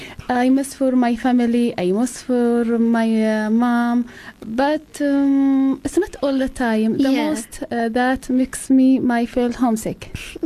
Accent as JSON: {"language": "English", "town": "Al-Namas", "region": "Asir", "country": "Saudi Arabia", "second_language": "English", "moved": "as an adult", "lives_now": "Cape Town, South Africa", "said": "I am originally from Saudi Arabia, the south of Saudi."}